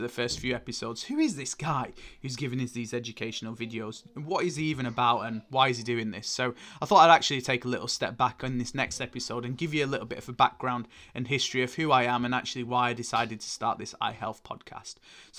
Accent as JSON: {"language": "English", "town": "Oldham", "region": "North West England", "country": "United Kingdom", "accent": "northern", "said": "selling shoes and random bits in clothing in Oldham. You can probably tell hence from my northern accent here."}